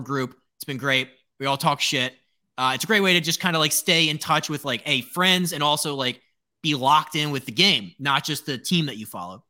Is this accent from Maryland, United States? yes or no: yes; Baltimore, Maryland, United States; I'm from Baltimore.